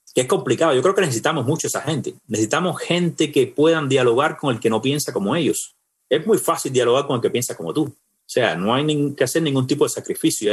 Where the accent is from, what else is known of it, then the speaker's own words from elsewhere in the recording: Cuba; moved away as an adult; tuve que salir de Cuba